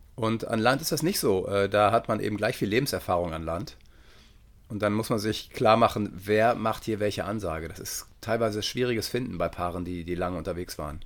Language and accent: German; Detmold, North Rhine-Westphalia, Germany; Ich komme aus Detmold, also äh, da gibt es halt nichts